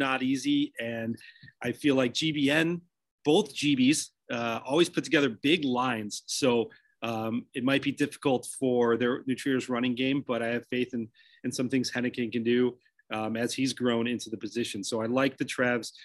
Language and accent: English; New Lenox, Illinois, United States; my hometown of Proud Americans down in New Lenox